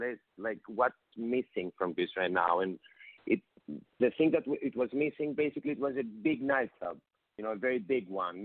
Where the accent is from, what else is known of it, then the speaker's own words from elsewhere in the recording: Athens, Attica, Greece; moved away as an adult; also born or lived in London; I'm from Athens. It's the capital of Greece. And yeah. I was born and raised here, although I moved to London in order to study and, stay there for like 4 years.